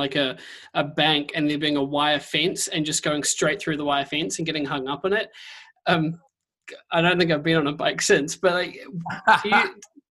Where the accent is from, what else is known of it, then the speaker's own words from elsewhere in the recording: New Zealand; I'm a Kiwi